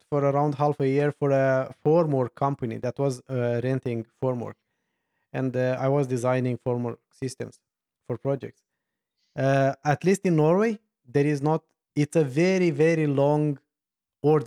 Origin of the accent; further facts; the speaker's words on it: Romania; I'm from Romania